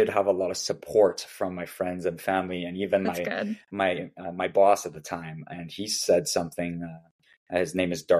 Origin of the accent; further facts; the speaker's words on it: Vancouver, British Columbia, Canada; now in Toronto, Canada; I grew up in Vancouver